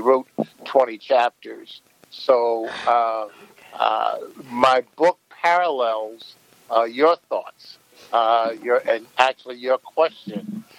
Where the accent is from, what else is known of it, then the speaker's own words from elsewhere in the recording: United States; I grew up in this country as an NBA basketball player